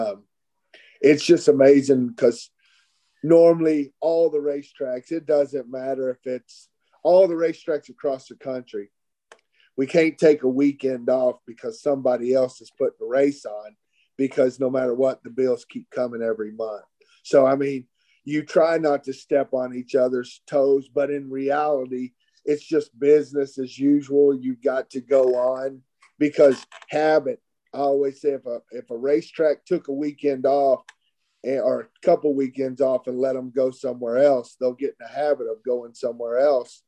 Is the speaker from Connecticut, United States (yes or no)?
no; Texas, United States; I'm from Texas